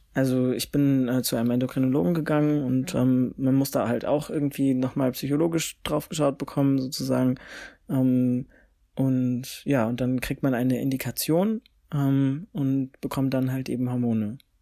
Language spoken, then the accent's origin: German; Frankfurt, Hesse, Germany; ich komme ja aus Frankfurt